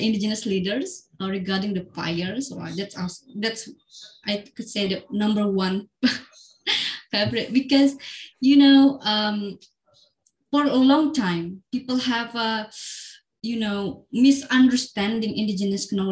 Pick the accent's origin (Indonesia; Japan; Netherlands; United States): Indonesia; Central Kalimantan; in Central Kalimantan, in my hometown